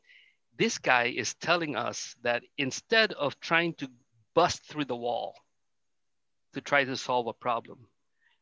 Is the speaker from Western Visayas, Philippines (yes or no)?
no; Manila, Metro Manila, Philippines; I grew up in Manila